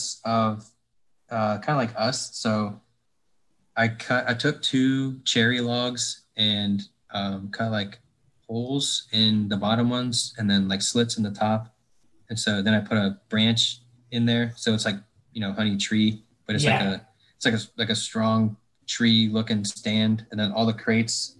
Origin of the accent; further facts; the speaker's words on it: Northwest Ohio, United States; now in North Carolina, United States; where I grew up in Northwest Ohio